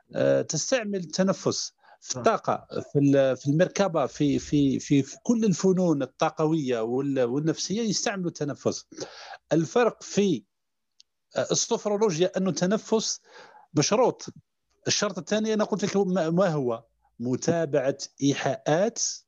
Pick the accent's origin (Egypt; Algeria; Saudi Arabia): Algeria; Mila Province; also born or lived in Constantine; من شباب الجزائر آه، من مواليد 82 آه، بدائرة في ولاية ميلا